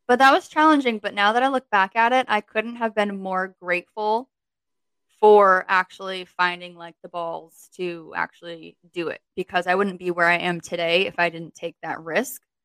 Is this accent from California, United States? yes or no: no; Connecticut, United States; moved away as an adult; also born or lived in Virginia; now in New York, United States; As soon as I finished college, like that next month, I moved from Connecticut to Virginia